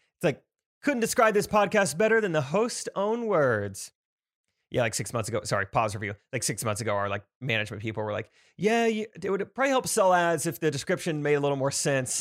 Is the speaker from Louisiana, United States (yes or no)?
no; Stratford, Missouri, United States; I'm from Stratford